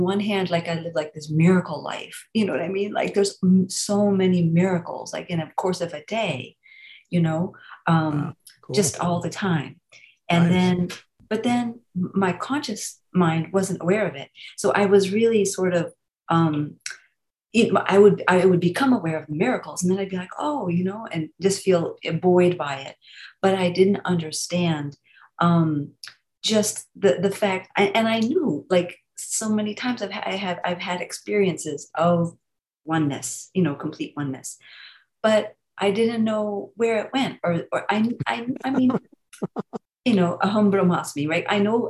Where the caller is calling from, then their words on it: North Carolina, United States; North Carolina.